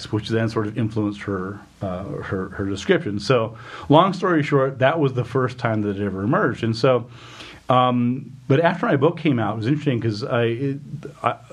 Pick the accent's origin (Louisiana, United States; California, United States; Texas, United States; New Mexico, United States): New Mexico, United States; I grew up in New Mexico in the 80s